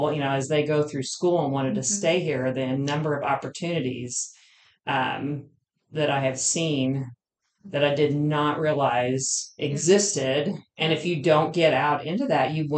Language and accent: English; Oklahoma, United States; moved away; I grew up in Oklahoma.